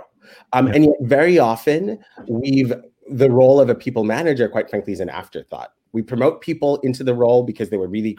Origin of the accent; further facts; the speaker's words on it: Kenya; moved away as an adult; now in United States; I was born in Kenya